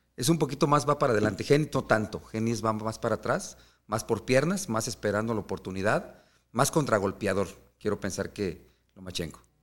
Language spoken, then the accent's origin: Spanish; Mexico; somos mexicanos